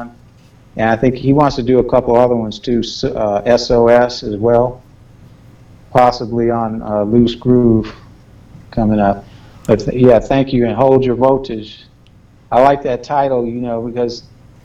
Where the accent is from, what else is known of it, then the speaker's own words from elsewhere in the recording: Los Angeles, California, United States; growing up in South Central, hearing helicopters and a lot of chaos going around